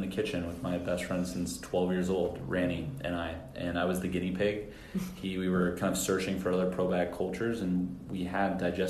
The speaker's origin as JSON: {"language": "English", "town": "San Francisco", "region": "California", "country": "United States", "moved": "yes", "lives_now": "Florida, United States", "said": "I was from San Francisco"}